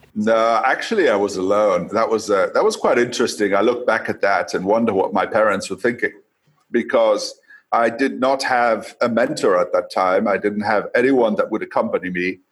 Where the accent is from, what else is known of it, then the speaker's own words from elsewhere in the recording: Coast, Kenya; now in Tanzania; I was born in Kenya. Um, I now live in Tanzania, but I was born in Kenya, and my youth. Uh, I was in Kenya, uh, growing up along the coast